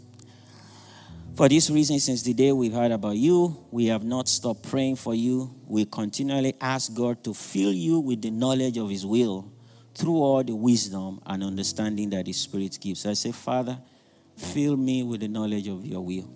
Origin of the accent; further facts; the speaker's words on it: Nigeria; moved away as an adult; now in United States; Some of us who are Nigerian, I'm from Nigeria